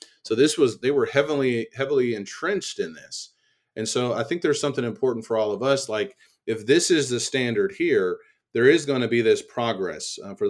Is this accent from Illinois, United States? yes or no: yes; Illinois, United States; also born or lived in Southeast Texas; I grew up in Central Illinois. I don't know if I had a lot of things with respect to racism. If I did, I probably didn't see it or didn't pick up on it. But my mindset shifted when I went to Southeast Texas.